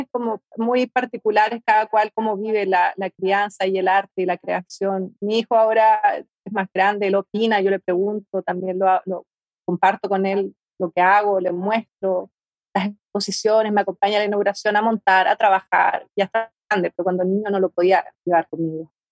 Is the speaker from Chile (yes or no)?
yes; Chile; moved away as an adult; also born or lived in Madrid / Valencia / Berlin; Eso fue, a ver, cuando salí, el 2003 yo salí de Chile. ¿Ya? Para, bueno, me fui a, a Madrid y después estuve, claro, en Valencia, 2004, 2007, 2009, hasta el 2009 viví 2008 viví en España, después me fui a Berlín.